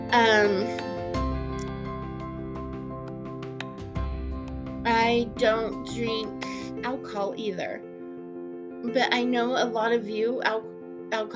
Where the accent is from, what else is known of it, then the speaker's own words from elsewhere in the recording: Utah, United States; I am from Utah. I live in Ogden.